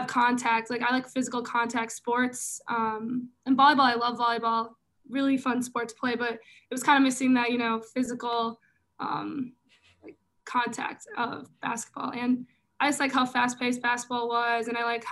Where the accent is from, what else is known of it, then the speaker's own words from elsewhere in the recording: Minnesota, United States; I am from Minnesota, so, you know, state of hockey